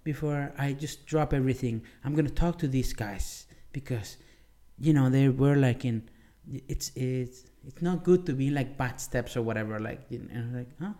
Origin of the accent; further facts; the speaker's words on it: Maracaibo, Zulia, Venezuela; moved away; it's Maracaibo, my hometown